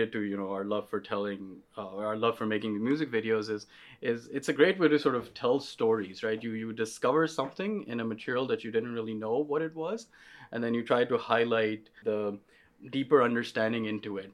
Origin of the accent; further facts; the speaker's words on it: Pakistan; moved away as an adult; now in United States; I grew up in Pakistan